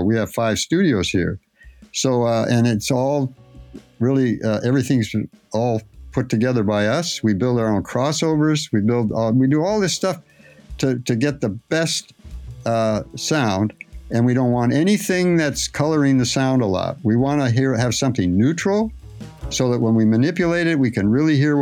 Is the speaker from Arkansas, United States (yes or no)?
no; Phoenix, Arizona, United States; I was raised in Phoenix